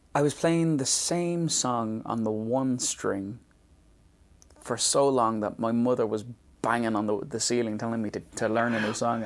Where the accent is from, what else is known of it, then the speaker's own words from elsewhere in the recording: Dublin, Leinster, Ireland; moved away; the area in Dublin I was from.